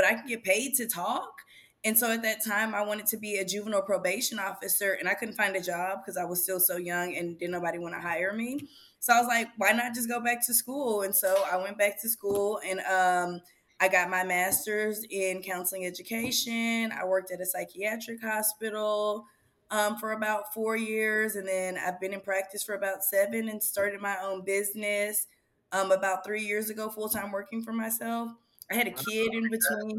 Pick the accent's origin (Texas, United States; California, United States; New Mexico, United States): Texas, United States; Houston; also born or lived in Pittsburgh, Pennsylvania; I was born in Pittsburgh, Pennsylvania. Came here to Houston at a young age, so I feel like I'm still an H-Town hottie